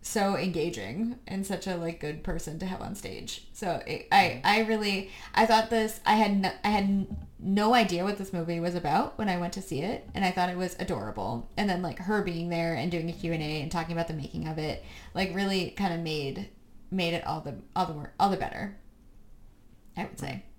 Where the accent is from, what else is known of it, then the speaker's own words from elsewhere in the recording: United States; we're American